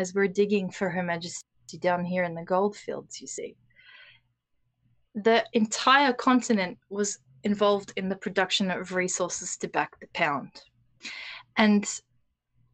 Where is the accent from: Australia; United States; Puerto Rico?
Australia; as an Australian